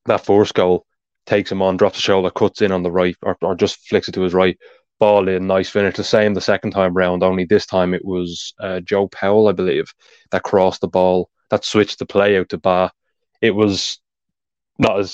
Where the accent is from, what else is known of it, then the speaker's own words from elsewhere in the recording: Ireland; accent: Irish; being Irish, of course, you can tell by my accent